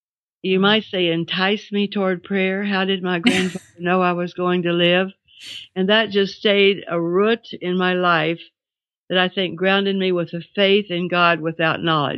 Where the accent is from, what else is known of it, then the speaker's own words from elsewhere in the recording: Glasgow, Kentucky, United States; I was born in Glasgow, Kentucky in 1936. I just had my 80th birthday.